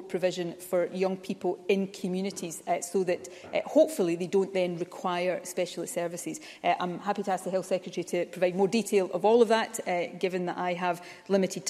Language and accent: English; Ayrshire, Scotland, United Kingdom; I grew up in Ayrshire in the 1970s and 80s